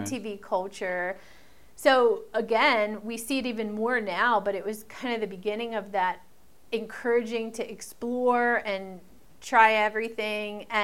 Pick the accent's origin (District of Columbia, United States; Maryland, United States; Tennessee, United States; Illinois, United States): Maryland, United States; I'm from Maryland, so we would play in Baltimore, clubs in Baltimore, clubs in D.C.